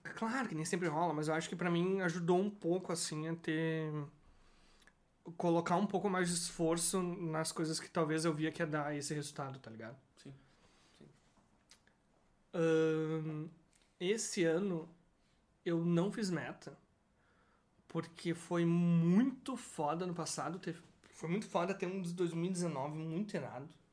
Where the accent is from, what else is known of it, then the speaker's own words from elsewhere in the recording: Brazil; sou brasileiro